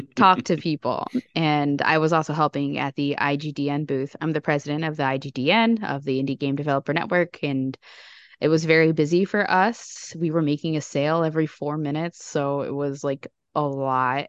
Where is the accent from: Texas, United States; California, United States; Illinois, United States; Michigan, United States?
Illinois, United States; Chicago; as another Chicagoan here